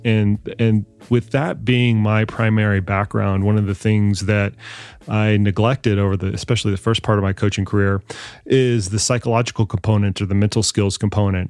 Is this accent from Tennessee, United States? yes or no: no; Colorado Springs, Colorado, United States; my hometown, in Colorado Springs